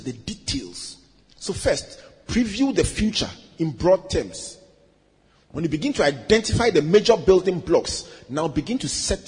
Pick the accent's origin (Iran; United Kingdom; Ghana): Ghana; Takoradi, Western Region; When we were children growing up in Takoradi